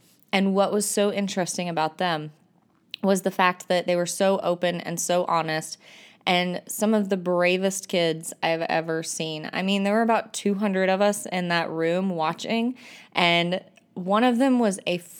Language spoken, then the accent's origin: English; North Carolina, United States; I'm an ITF from North Carolina. And this episode, I'm coming to you from Texas and ISTE.